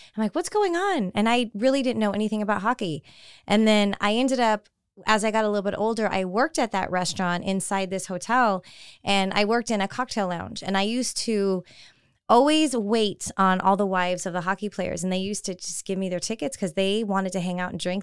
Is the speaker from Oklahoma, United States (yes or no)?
no; California, United States; I was always a big baseball fan growing up in California, you know, San Francisco Giants.